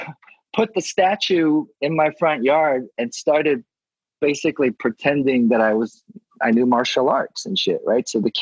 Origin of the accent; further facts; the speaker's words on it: Gainesville, Georgia, United States; moved away; also born or lived in Atlanta, Georgia / Clarkston, Georgia; growing up in Georgia